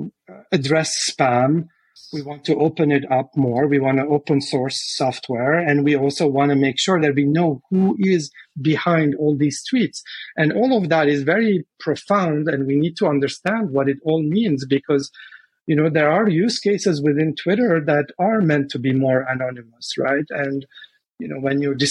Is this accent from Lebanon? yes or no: yes; Lebanon; moved away; I'm originally from Lebanon.